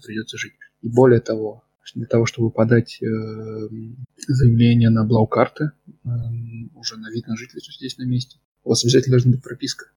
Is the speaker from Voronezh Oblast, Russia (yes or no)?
yes; Voronezh, Voronezh Oblast, Russia; moved away as an adult; also born or lived in Moscow; now in Germany; в детстве в нашем, в Воронеже газета «Камелот» называлась